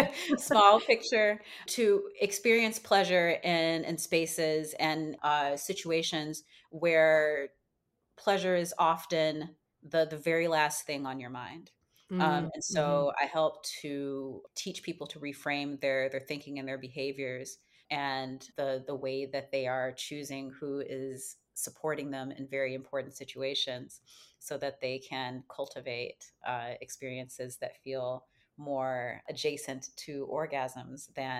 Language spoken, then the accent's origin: English; Chicago, Illinois, United States; So my spiritual roots, so I was raised in Chicago in a Baptist family. My grandmother came here from the South when she was about a teenager, so probably in the 50s.